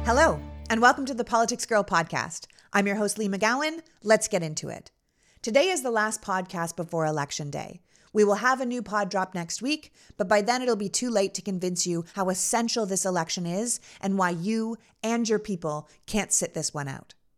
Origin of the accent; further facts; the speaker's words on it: Canada; moved away as an adult; also born or lived in New York City; now in United States; I was born and raised in Canada.